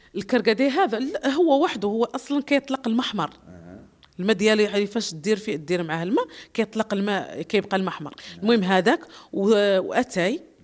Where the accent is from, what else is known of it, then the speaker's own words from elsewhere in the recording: Dakhla, Dakhla-Oued Ed-Dahab, Morocco; احنا هون عندنا في الصحراء